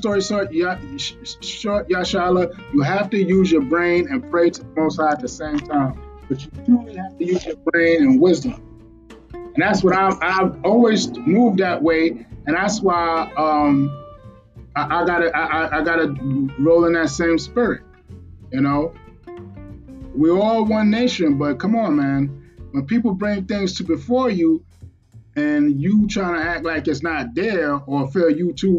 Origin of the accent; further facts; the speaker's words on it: New York City, New York, United States; I'm from Brooklyn, New York